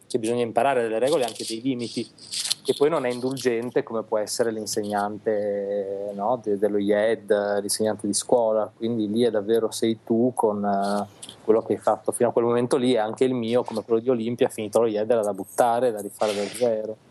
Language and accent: Italian; Reggio Emilia, Emilia-Romagna, Italy; now in Milan, Italy; Siamo nati tutti, è vero, tutti e due a Reggio Emilia